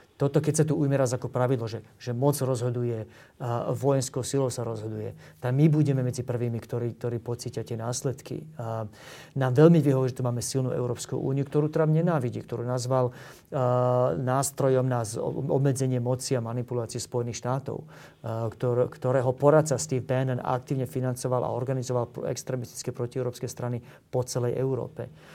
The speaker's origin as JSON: {"language": "Slovak", "country": "Slovakia", "lives_now": "Bratislava, Slovakia", "said": "ako Slovák, ako patriot"}